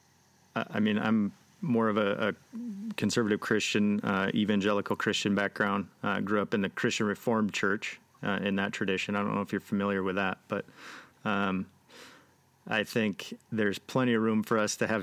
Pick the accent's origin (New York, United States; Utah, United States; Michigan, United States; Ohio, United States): Michigan, United States; Grand Rapids; also born or lived in Colorado; I grew up here in Grand Rapids, Michigan, but my wife and I lived in Colorado for a short bit